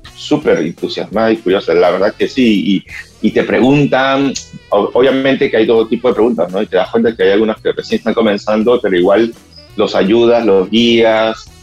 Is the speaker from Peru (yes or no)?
yes; Peru; soy peruano